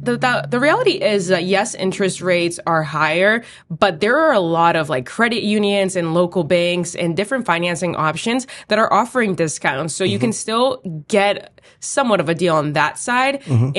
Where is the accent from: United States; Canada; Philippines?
United States; Boston, Massachusetts; I lived in East Boston my entire life. I was born on Sumner Street in Jeffries Point